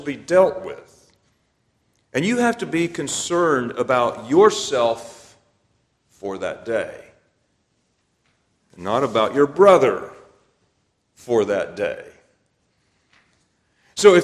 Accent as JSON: {"language": "English", "country": "United States", "said": "I'm an American"}